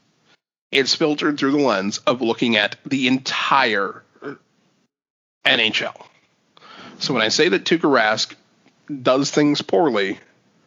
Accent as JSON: {"language": "English", "town": "Boston", "region": "Massachusetts", "country": "United States", "tie": "born or raised there", "said": "grew up in the Boston area"}